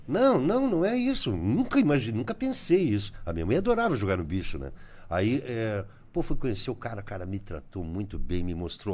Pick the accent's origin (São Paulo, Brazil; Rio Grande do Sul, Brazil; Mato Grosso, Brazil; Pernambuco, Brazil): Rio Grande do Sul, Brazil; Bagé; also born or lived in Santana do Livramento; now in Paranaguá, Brazil; eu fui assessor de comunicação da Prefeitura de Bagé, onde eu nasci